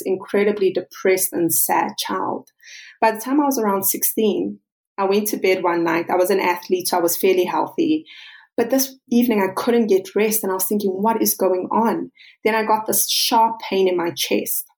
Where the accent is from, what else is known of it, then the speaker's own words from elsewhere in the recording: South Africa; I'm South African